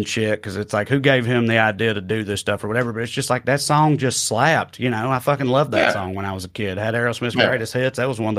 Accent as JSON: {"language": "English", "region": "Tennessee", "country": "United States", "tie": "born or raised there", "said": "2003 in Salina, Tennessee."}